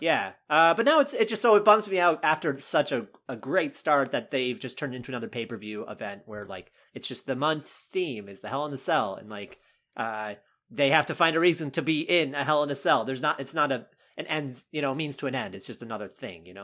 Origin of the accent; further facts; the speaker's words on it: North Carolina, United States; moved away; I grew up in North Carolina